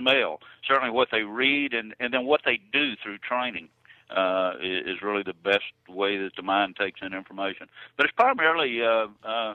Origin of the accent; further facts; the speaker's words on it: Louisiana, United States; growing up in Louisiana and hunting and fishing and in the outdoors all the time